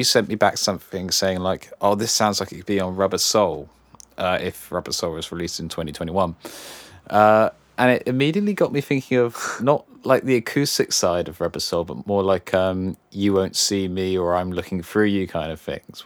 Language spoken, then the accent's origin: English; Cornwall, South West England, United Kingdom; we're both Cornish